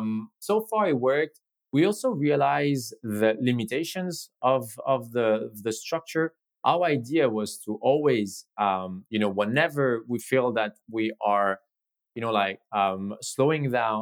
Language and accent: English; Spain; asked me if I was where I was from, and I said I was from Spain.